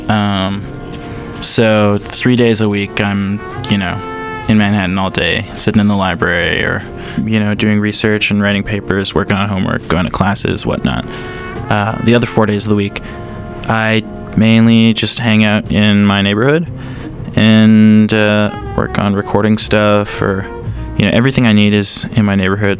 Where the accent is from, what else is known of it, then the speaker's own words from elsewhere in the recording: Alberta, Canada; we're from Alberta